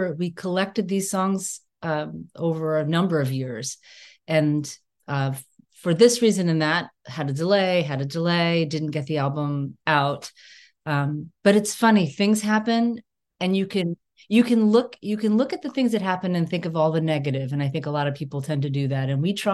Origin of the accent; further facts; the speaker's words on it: Northeast coast, United States; where I grew up on the Northeast coast